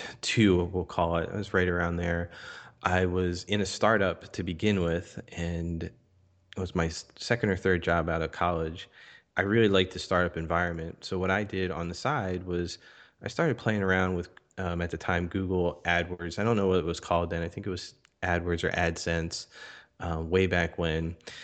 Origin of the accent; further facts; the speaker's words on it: Philadelphia, Pennsylvania, United States; I grew up in Philadelphia, Pennsylvania, here in the United States. Was born in Philadelphia, raised just outside of Philadelphia.